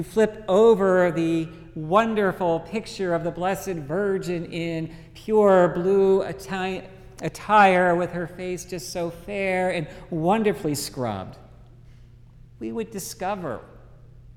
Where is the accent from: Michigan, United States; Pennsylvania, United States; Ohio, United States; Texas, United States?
Texas, United States; Dallas; growing up in Dallas